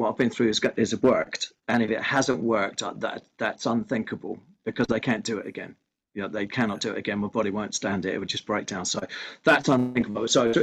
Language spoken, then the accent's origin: English; Ireland; I'm Irish.